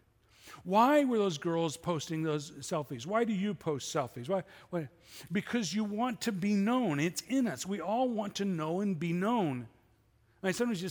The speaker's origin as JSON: {"language": "English", "town": "Chicago", "region": "Illinois", "country": "United States", "tie": "born or raised there", "said": "I grew up in Chicago."}